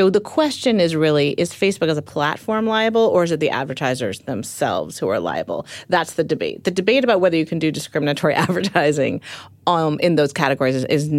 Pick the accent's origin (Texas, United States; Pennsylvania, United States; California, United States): California, United States; Palo Alto; Yeah, I grew up in Palo Alto, and Steve Jobs was, you know, a neighbor